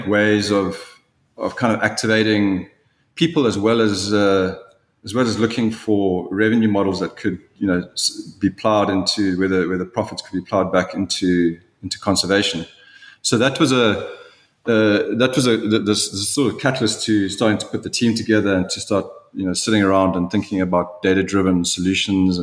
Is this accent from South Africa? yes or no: yes; South Africa; being a South African